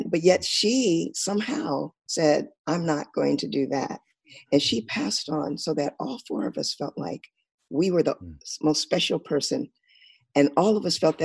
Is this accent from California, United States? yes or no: yes; Rialto, California, United States; also born or lived in San Bernardino; I grew up in Southern California. In a place, we started in San Bernardino and moved out to a little suburb outside of San Bernardino called Rialto. And that's where I grew up.